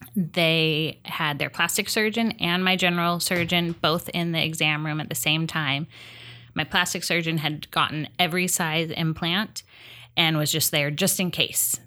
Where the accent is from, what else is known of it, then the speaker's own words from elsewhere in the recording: Huntington Beach, California, United States; also born or lived in Las Vegas; now in Long Beach, United States; I grew up in Hennington